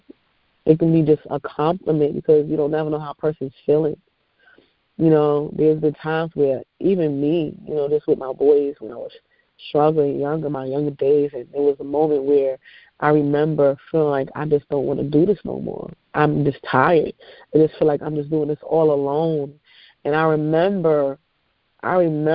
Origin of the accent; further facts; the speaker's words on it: New York, United States; I'm from New York